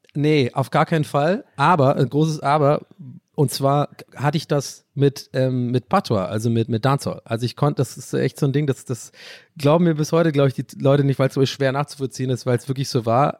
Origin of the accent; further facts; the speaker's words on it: Ireland; first language English; German is a second language; moved away; ich bin da sogar englischsprachig aufgewachsen, ich bin ein gebürtiger Ire